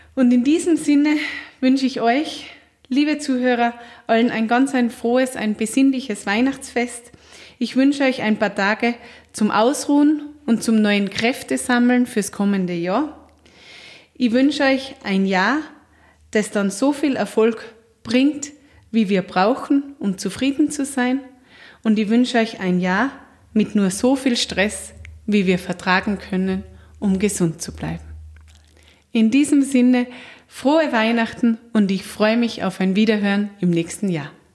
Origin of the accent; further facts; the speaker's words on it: Austria; bei uns in Österreich